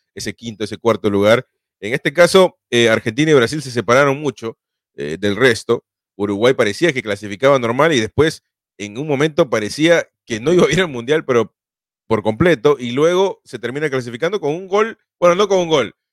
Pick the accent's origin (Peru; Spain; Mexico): Peru; yo soy sudamericano, soy peruano